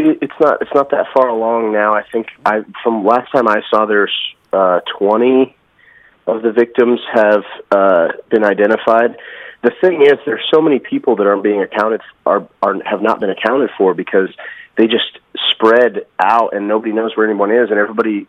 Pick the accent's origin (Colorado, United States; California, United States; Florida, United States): Colorado, United States; Denver; now in Las Vegas, United States; I'm not originally from Las Vegas. I'm from Denver, Colorado, but I've lived here over 10 years now, so I consider it my home.